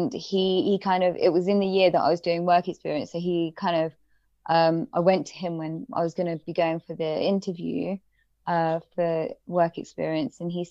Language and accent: English; England, United Kingdom; I grew up in England, in an area that was quite diverse